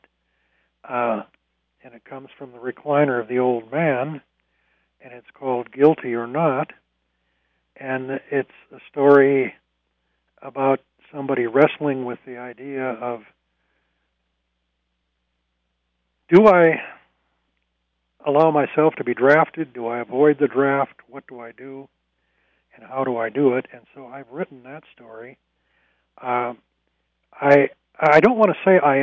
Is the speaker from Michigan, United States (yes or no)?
no; Stearns County, Minnesota, United States; now in Twin Cities, United States; I grew up in Stearns County and lived there for a long time